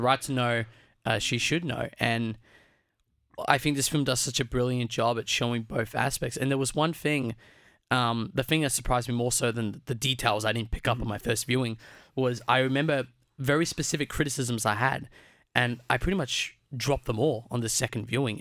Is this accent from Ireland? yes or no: no; Australia; I was born in Australia. I guess you could argue my second generation Australian 'cause both my parents were born in Australia